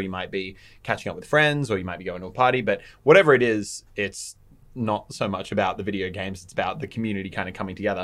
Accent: Australia; We are Australian

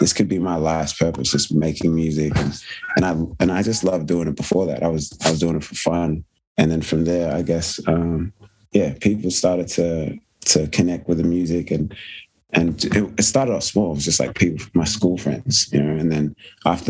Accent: Sydney, New South Wales, Australia; the area I grew up in Sydney, in Blacktown

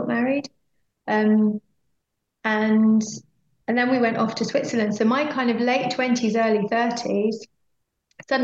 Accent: Oxfordshire, South East England, United Kingdom; moved away as an adult; also born or lived in London; we moved back to my hometown, which was a place that I never particularly wanted to move back to again. It's a beautiful town in Oxfordshire.

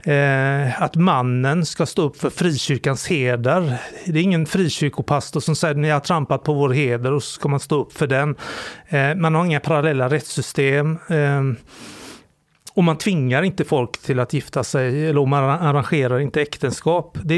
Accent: Sweden; Men jag är framförallt kulturellt extremt kristen. Som alla svenskar är

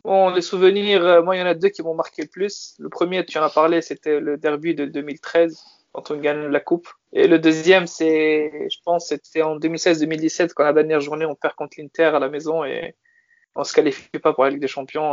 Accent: France; moved away as an adult; also born or lived in Turin, Italy; je suis né en France, puis j'ai vécu en Italie pendant six ans

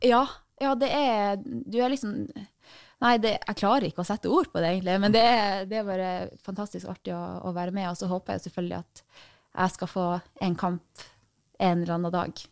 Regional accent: Tromsø, Troms, Norway; moved away; Jeg er fra Tromsø.

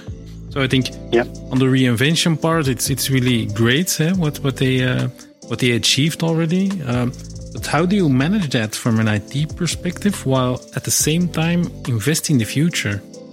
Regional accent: Mortsel, Flanders, Belgium; as a child, I grew up in Mortsel

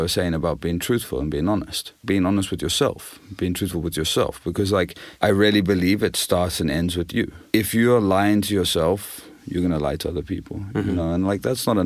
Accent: Zimbabwe; moved away; I grew up in Zimbabwe and I grew up on the Zambezi River

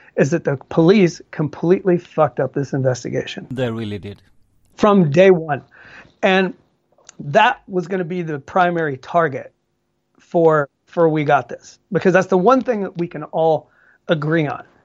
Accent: Georgia, United States; moved away as an adult; now in Sweden; in Georgia, my home my home state where I grew up.

